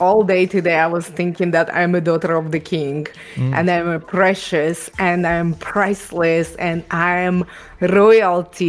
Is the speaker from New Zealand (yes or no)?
no; Ukraine; English is a second language; also born or lived in Israel; now in Canada; I was born and raised in Ukraine